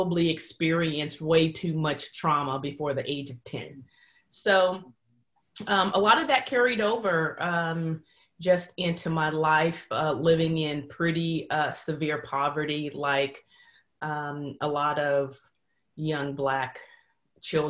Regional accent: San Francisco Bay Area, California, United States; moved away; I'm originally born and raised in the San Francisco Bay Area

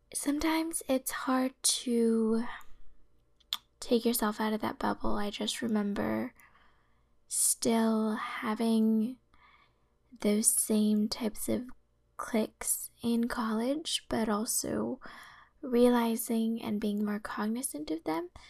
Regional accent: the Bay Area, California, United States; growing up in the Bay Area, a predominantly Asian area

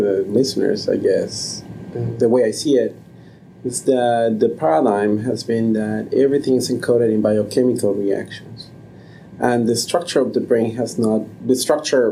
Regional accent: Mexico City, Mexico; moved away; I grew up in Mexico City

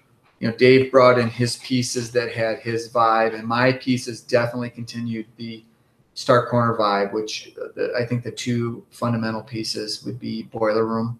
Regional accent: Grand Rapids, Michigan, United States; moved away; I grew up in Grand Rapids, Michigan

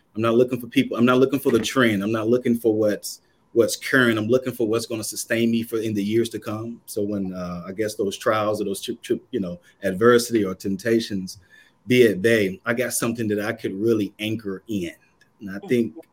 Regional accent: Kannapolis, North Carolina, United States; moved away as an adult; now in Boston, United States; originally from Kannapolis, North Carolina.

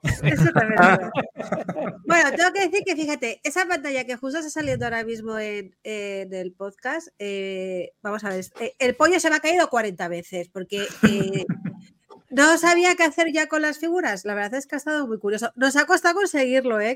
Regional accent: Madrid, Community of Madrid, Spain; yo soy muy madrileña

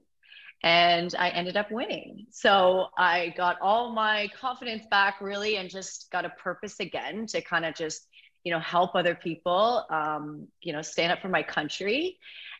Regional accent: Orillia, Ontario, Canada; also born or lived in Toronto; now in Muskoka, Canada; I'm actually from Orillia, which is sort of the borderline of Muskoka

